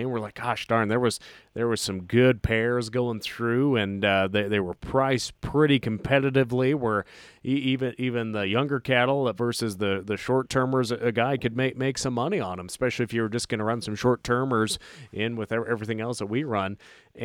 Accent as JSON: {"language": "English", "town": "Lewistown", "region": "Montana", "country": "United States", "tie": "born or raised there", "said": "where I grew up in Lewistown, Montana"}